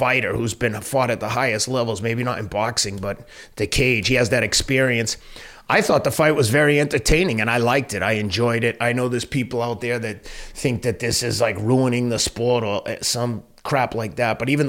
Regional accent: Boston, Massachusetts, United States; And he said, where are you from? Boston

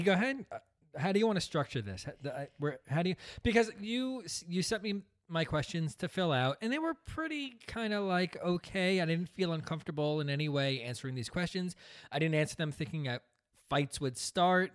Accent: New Jersey, United States; also born or lived in Brooklyn, New York; we came from Brooklyn, and moved out to New Jersey, where my dad started this business.

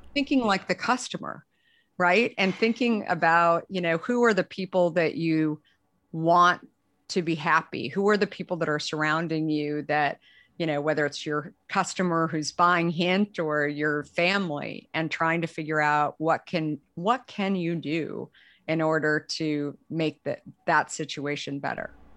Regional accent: Arizona, United States; also born or lived in San Francisco; now in Marin County, United States; I had actually grown up, um, in Arizona

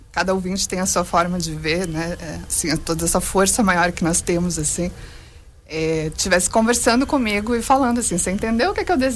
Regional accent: Joinville, Santa Catarina, Brazil; o primeiro lançamento aqui em Joinville, que é minha terra natal.

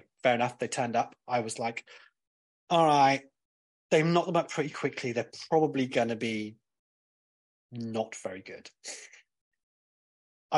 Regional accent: Cornwall, South West England, United Kingdom; I'm from Cornwall and we say bath

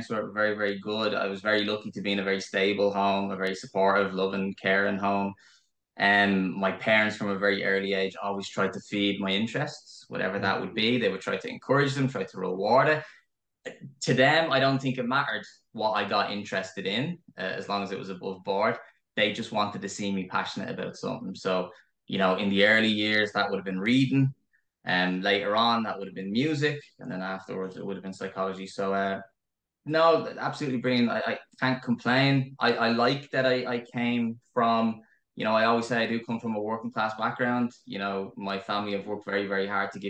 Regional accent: Dublin, Leinster, Ireland; moved away as an adult; now in Kildare, Ireland; I grew up in Crumlin. So spent the first 26, 27 years of my life in Crumlin

